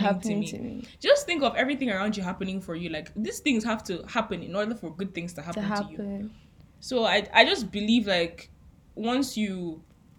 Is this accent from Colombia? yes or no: no; Nigeria; as a Nigerian